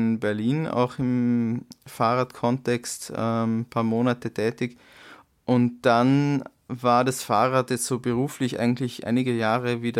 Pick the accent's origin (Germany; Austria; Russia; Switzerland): Austria; Dornbirn, Vorarlberg; In, auch in Dornbirn tatsächlich.